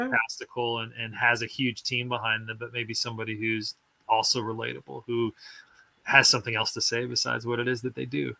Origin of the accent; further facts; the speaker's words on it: Joplin, Missouri, United States; moved away as an adult; now in Nashville, United States; my hometown was, uh, Joplin